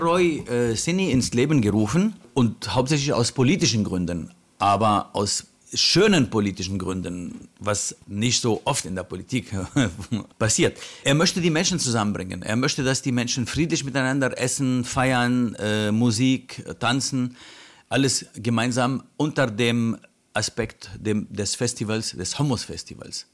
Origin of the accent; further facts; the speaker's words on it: Lebanon; German is a second language; moved away as an adult; now in Berlin, Germany; Ich komme ursprünglich aus dem Libanon, vor 42 Jahren hierher als äh, ja, auch Flüchtling damals gekommen.